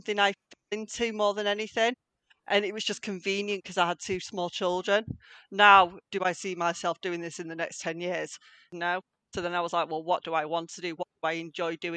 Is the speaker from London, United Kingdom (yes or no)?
no; Salford, North West England, United Kingdom; now in Stretford, United Kingdom; I'm from Stretford. Originally, I'm from Salford.